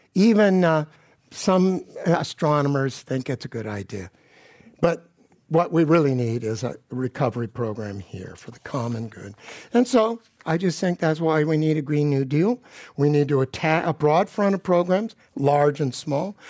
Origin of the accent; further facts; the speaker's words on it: Palo Alto, California, United States; I grew up in Palo Alto, the gilded ghetto, and nobody I knew went to a private school